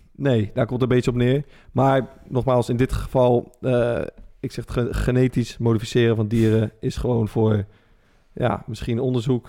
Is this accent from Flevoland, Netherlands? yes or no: no; Rotterdam, South Holland, Netherlands; als Rotterdamse gozer